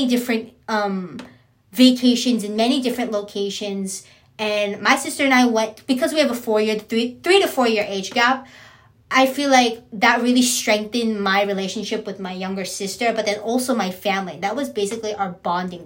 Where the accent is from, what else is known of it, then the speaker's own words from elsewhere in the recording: San Diego, California, United States; also born or lived in San Bernardino / Riverside; I am San Diegan, born, raised, grew up, and proud.